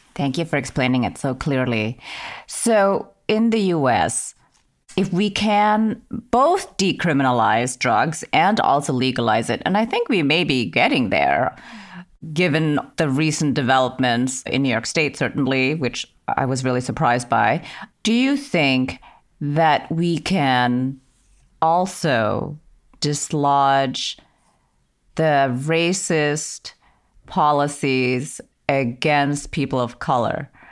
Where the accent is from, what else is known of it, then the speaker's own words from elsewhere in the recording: Germany; moved away; I grew up in Germany